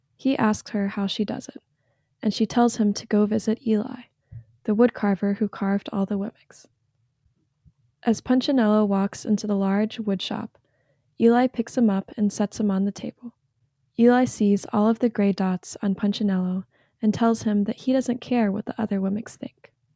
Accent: North Carolina, United States; I'm from North Carolina

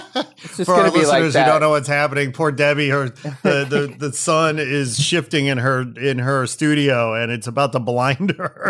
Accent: Canada; You know, like I'm Canadian. I like the indica couch, you know.

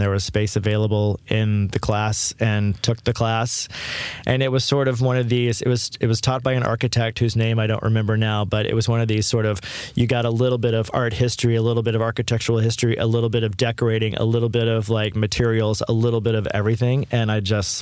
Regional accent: Texas, United States; I grew up in Texas

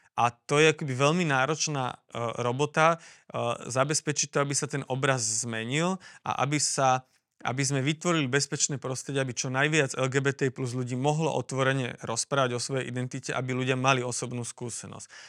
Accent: Slovakia; ja som tu doma

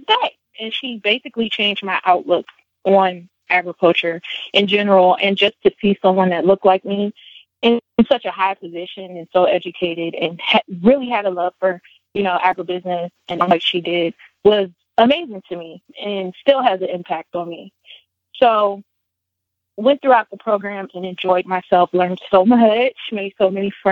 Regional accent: near Atlantic City, New Jersey, United States; now in North Carolina, United States; I'm originally from New Jersey. I lived very close to Atlantic City growing up

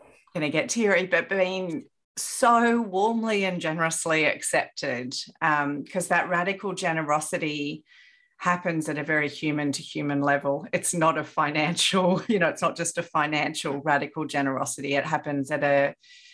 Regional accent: Sydney, New South Wales, Australia; moved away as an adult; now in Brisbane, Australia; on the North Shore

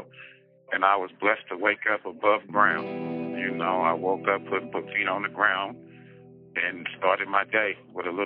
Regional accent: San Francisco, California, United States; also born or lived in Oakland, California; I was born in San Francisco, California. I was raised partially in San Francisco, partially in Oakland, California.

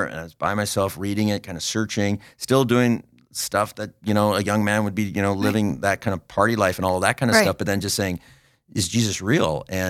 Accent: New Jersey, United States; also born or lived in Philadelphia / White Bear Lake; So I was born in Philadelphia area, but we lived in New Jersey.

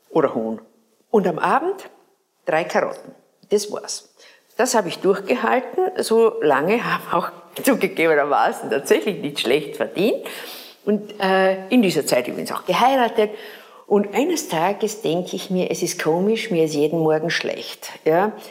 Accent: Graz, Styria, Austria; wir hatten bei uns in Graz eine Mannenkernschule.

